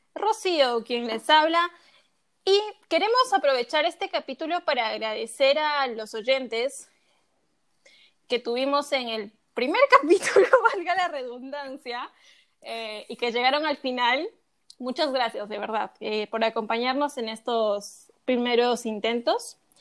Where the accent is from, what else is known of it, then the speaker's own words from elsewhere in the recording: Cusco, Peru; moved away; somos de Cusco, ¿no? Pero yo la escucho cuando estoy en la Plaza de Armas de Cusco